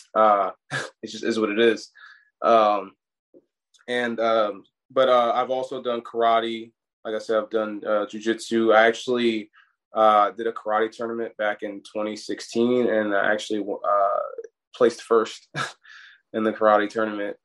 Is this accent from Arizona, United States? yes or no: no; Hamilton, New Jersey, United States; also born or lived in Newark, New Jersey / Colonia, New Jersey / Maryland; I was born in Newark, but I grew up in South Jersey, like uh, uh, near the Philly area, Hamilton.